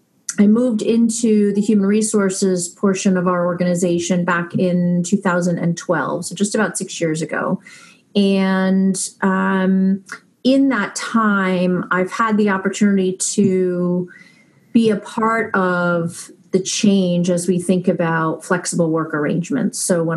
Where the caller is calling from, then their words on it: Natick, Massachusetts, United States; I am calling in from Natick, Massachusetts, up in the New England area.